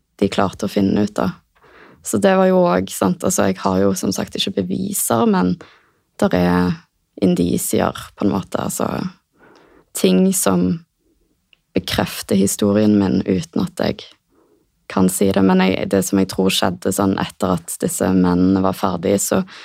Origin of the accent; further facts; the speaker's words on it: Stavanger, Rogaland, Norway; moved away as an adult; Flytta tilbake til Stavanger, som er hjembyen min